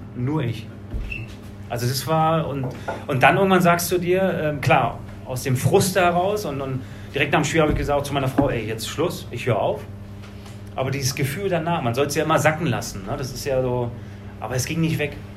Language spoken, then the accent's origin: German; Berlin, Germany; moved away; Also ich bin ja aus Berlin be-, gekommen